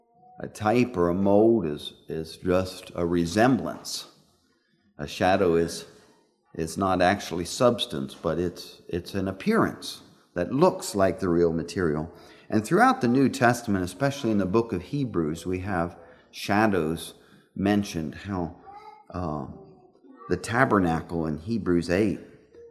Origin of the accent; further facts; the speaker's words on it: Pennsylvania, United States; I was a boy growing up in Pennsylvania